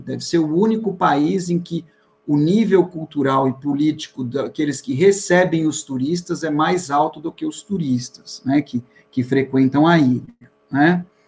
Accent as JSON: {"language": "Portuguese", "region": "Bahia", "country": "Brazil", "moved": "yes", "lives_now": "São Paulo, Brazil", "said": "sempre com o sangue baiano nas veias"}